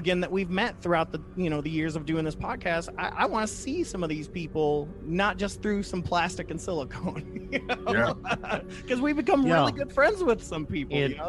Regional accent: Toledo, Ohio, United States; moved away; also born or lived in Kentucky; Well, dude, I'm from Toledo, Holy Toledo. There's like a Catholic church every 2 feet. And so I didn't even know there were other churches growing up.

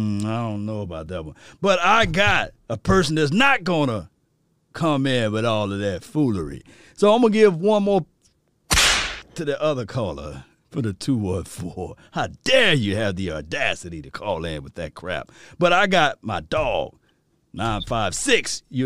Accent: Mississippi, United States; I'm from Mississippi, though, you know, by the way, so I'm from Mississippi.

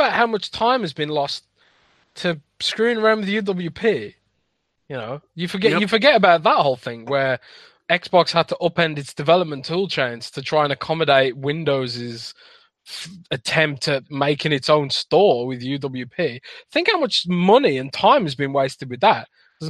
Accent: United Kingdom; now in Germany; No, I am British, but I live British. In Germany.

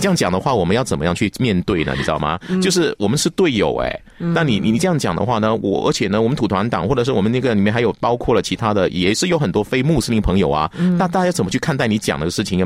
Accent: Malaysia; 我们马来西亚人

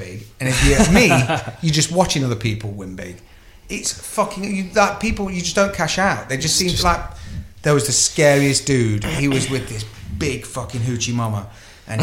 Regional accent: United Kingdom; we're British, so we're very polite

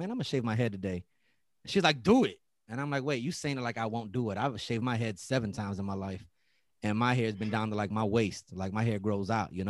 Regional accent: Detroit, Michigan, United States; also born or lived in The Bronx, New York; I grew up on the East Coast in Detroit. I'm a West Sider.

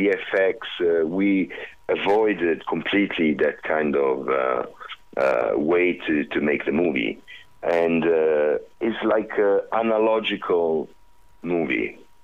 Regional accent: Southern Italy, Italy; English is a second language; because I'm Italian from the South, and because I'm like this

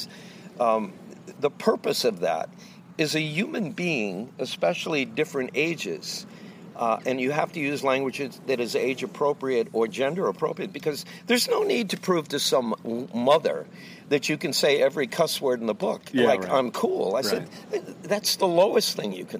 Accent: Long Island, New York, United States; also born or lived in Amityville, New York; I grew up in Long Island, New York

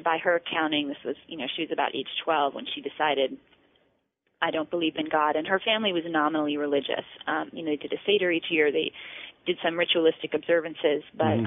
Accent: East Coast, United States; I grew up on the East Coast

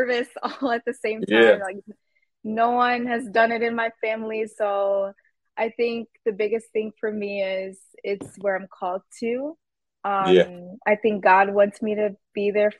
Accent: Minnesota, United States; Minnesota, I really like it here. I really have no complaints. I've been born and raised here

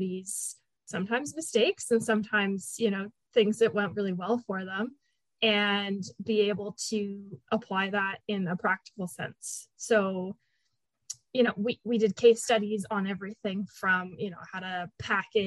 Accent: Canada; I am Canadian

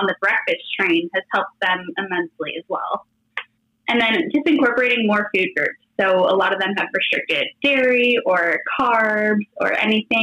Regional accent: Florida, United States; now in Los Angeles County, United States; I'm from Florida, but I live in Southern California. Right now I live in LA County

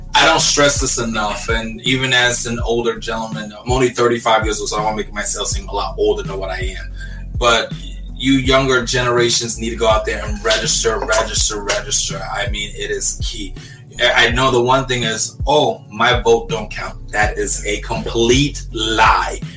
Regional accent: New York City, New York, United States; I'm from Brooklyn, New York, born and raised

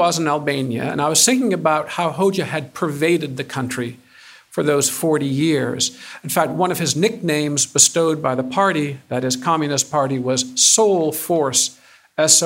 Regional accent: Ann Arbor, Michigan, United States; moved away; I'm a Michigander. I'm from Ann Arbor.

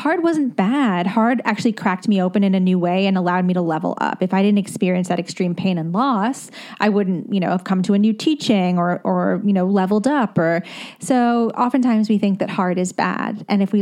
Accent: United States; also born or lived in London, United Kingdom / New Jersey; now in Brooklyn, United States; I grew up in the tri-state

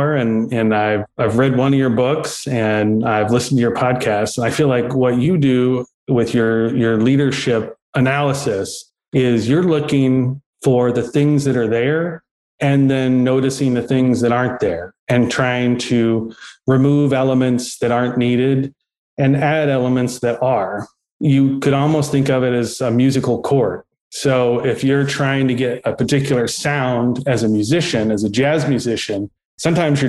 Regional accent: Danville, Kentucky, United States; I was born and raised in Danville, Kentucky, which is in Boyle County.

